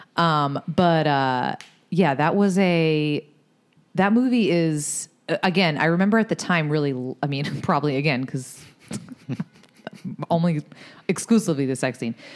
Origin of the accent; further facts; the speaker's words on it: Boston area, Massachusetts, United States; We're not from Boston proper